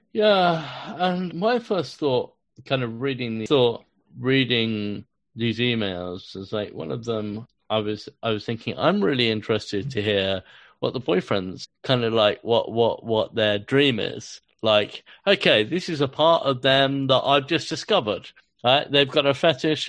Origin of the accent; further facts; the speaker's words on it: London, United Kingdom; growing up in London